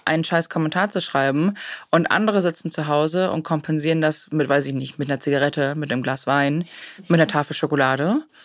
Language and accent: German; Germany; bei uns in Deutschland